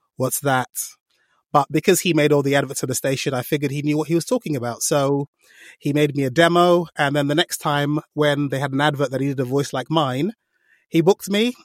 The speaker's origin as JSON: {"language": "English", "country": "Nigeria", "said": "I'm Nigerian, so I can do African accents quite a lot"}